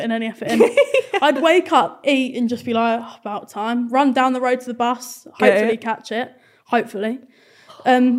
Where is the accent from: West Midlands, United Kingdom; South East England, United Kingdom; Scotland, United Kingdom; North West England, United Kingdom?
South East England, United Kingdom; Surrey, just outside Croydon; I'm from just outside of Croydon